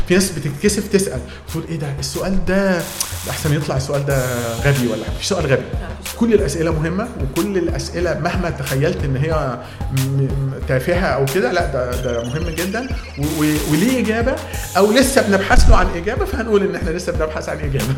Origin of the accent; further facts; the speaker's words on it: Egypt; عندنا في مصر